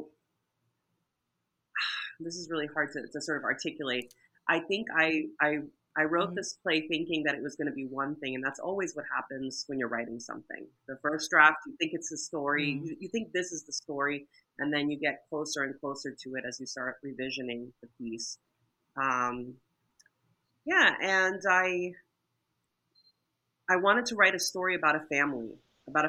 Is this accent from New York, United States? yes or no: yes; New York City, New York, United States; moved away as an adult; now in Buffalo, United States; I'm based out of Buffalo, but I was born and raised in Brooklyn